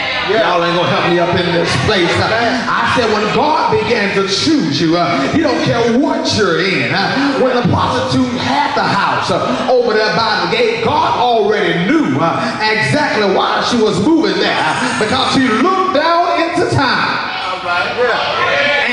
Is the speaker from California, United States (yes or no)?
no; Mississippi, United States; I'm from Mississippi